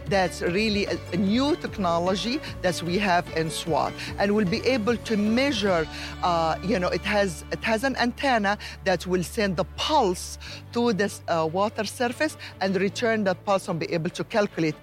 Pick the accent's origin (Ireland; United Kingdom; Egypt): Egypt; moved away; I am originally from Egypt